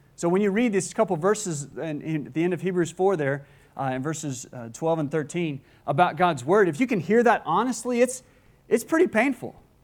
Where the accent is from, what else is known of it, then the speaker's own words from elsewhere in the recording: Gulf Coast, United States; I grew up on the Gulf Coast